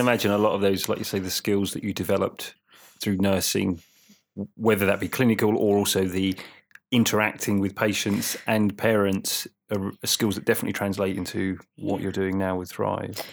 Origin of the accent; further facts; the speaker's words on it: Suffolk, East of England, United Kingdom; I lived in Suffolk, growing up in Suffolk